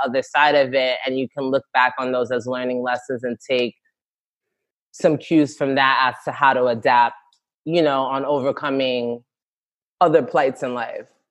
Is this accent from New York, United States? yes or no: yes; New York City, New York, United States; I'm from the Bronx, born and raised, Ghanaian parents, immigrant parents